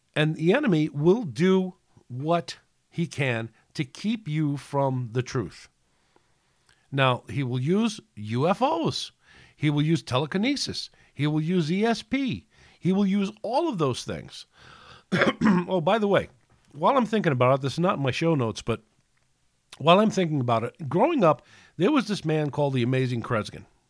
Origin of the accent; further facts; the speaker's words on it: New York City, New York, United States; we grew up in New York City